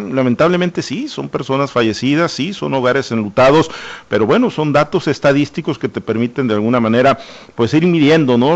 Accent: Mexico; como ciudadanos, como mexicanos

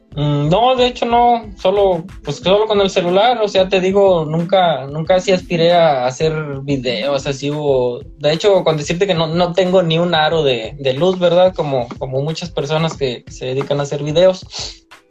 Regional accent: San Luis Potosí, Mexico; now in Monterrey, Mexico; En San Luis Potosí, soy originario de San Luis Potosí

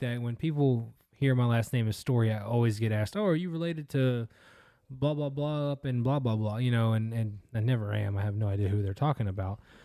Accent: United States; I'm American, right? I'm proud to be American.

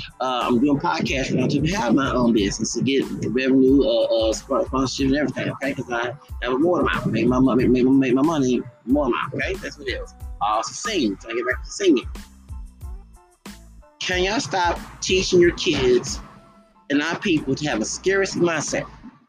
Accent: Texas, United States; I'm from Texas, the part of my ancestry from Louisiana.

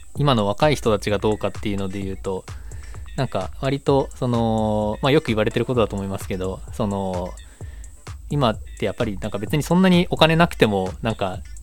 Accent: Engaru, Hokkaido, Japan; moved away as an adult; also born or lived in Osaka / Tokyo; now in Sapporo, Japan; 北海道の遠軽町の出身で

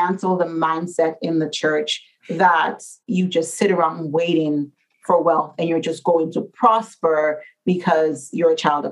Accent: Dominica; moved away; I'm from Dominica

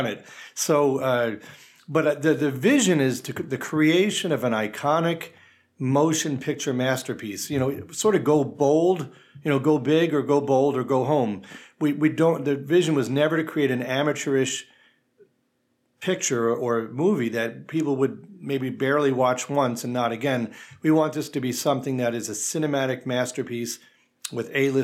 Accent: Long Island, New York, United States; moved away as an adult; now in Saratoga, United States; I'm not from Saratoga, I'm from Long Island, and yet I've always loved upstate New York, but I'm a transplant.

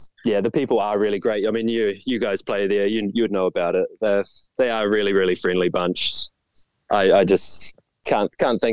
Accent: New Plymouth, Taranaki, New Zealand; now in Auckland, New Zealand; I grew up at New Plymouth, which is by the sea

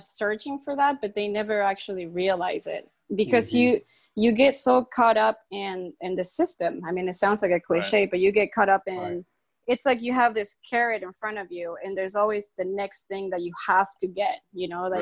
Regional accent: Bariloche, Río Negro, Argentina; So I was actually born and raised in Bariloche, which is a province north to where I am working now, in Rio Negro

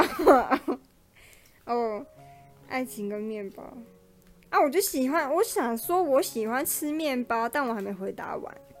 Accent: Taipei, Taiwan; 我就是台北人，我的朋友都在台北

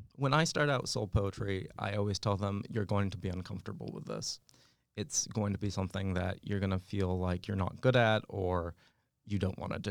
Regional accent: West Coast, United States; moved away; I grew up out in the West Coast

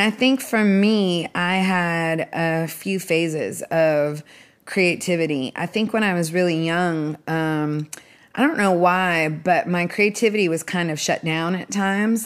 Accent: Seattle, Washington, United States; I started out growing up in Seattle being obsessed with music when I was twelve years old

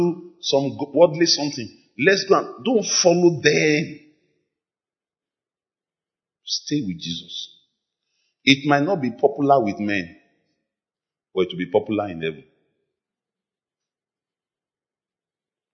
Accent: Lagos, Nigeria; When we were growing up in Lagos

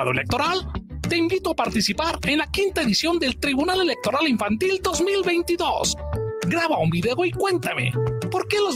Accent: Mazatlán, Sinaloa, Mexico; born there; moved away as an adult; now in Guadalajara, Mexico; nací en Mazatlán, Sinaloa, pero me vine a Guadalajara a estudiar y ahora trabajo en una empresa de tecnología.

